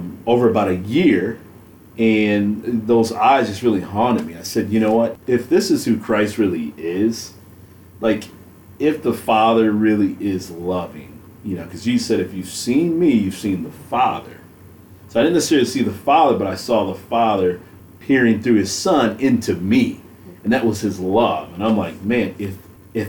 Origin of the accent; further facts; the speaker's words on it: Grand Rapids, Michigan, United States; I grew up in Grand Rapids, Michigan